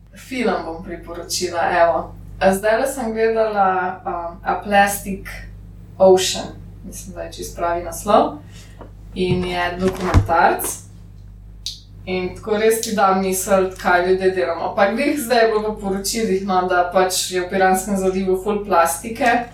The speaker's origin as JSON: {"language": "Slovenian", "region": "Lower Carniola", "country": "Slovenia", "said": "jaz sem iz Dolenske"}